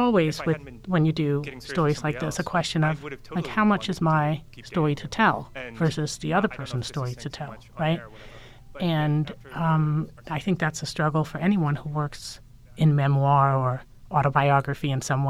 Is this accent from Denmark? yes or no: yes; Denmark; And I think I was also just raised as a woman, and I'm from Denmark, and Scandinavia is very like, don't stand up and draw attention to yourself.